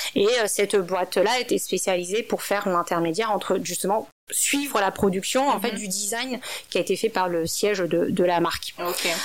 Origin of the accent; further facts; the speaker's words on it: France; moved away as an adult; also born or lived in China; je suis une française d'origine asiatique